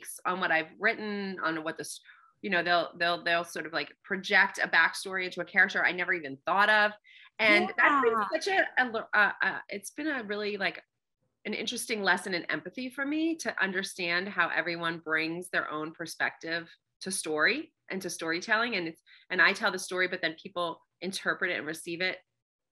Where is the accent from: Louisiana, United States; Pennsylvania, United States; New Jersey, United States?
Pennsylvania, United States; moved away as an adult; also born or lived in New York / Washington, D.C.; I'm from Pennsylvania